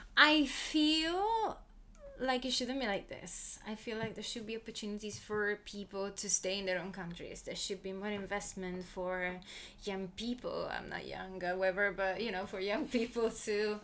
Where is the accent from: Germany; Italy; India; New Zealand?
Italy; Southern Italy; moved away; also born or lived in Edinburgh; country that I call Italy. That's where I was born. Uh, but if people ask me where are you from, I have to say I'm from southern Italy